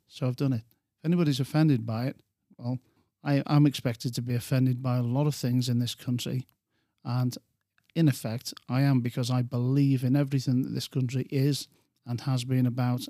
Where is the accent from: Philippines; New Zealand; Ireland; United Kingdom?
United Kingdom; England; I'm an Englishman